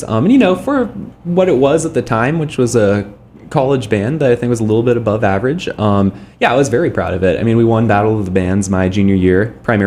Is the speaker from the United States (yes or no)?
yes; Palo Alto, California, United States; also born or lived in Minnesota; I'm originally from Palo Alto, born in Stanford Hospital. So I grew up in the Bay Area.